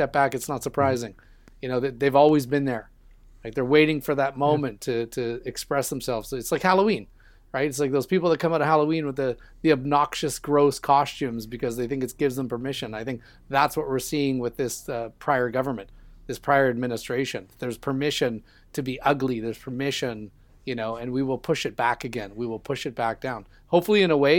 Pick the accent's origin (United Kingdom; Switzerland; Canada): Canada; I'm Canadian